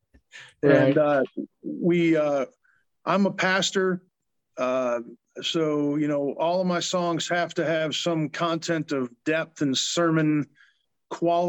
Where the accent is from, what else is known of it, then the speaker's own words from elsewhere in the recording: Flint, Michigan, United States; moved away; also born or lived in St. Louis; Flint, born and raised